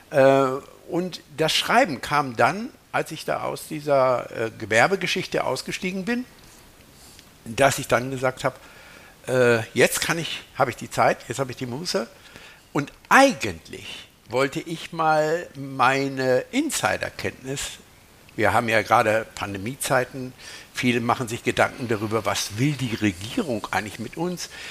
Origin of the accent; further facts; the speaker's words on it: Lensahn, Schleswig-Holstein, Germany; born there; ich bin nämlich in Schleswig-Holstein geboren und zwar äh, in Lensan und dieser Ort liegt am, am Rande der schleswig-holsteinischen Schweiz.